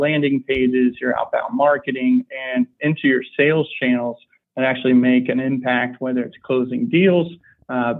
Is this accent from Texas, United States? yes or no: yes; Houston, Texas, United States; also born or lived in New Orleans, Louisiana; I grew up in Houston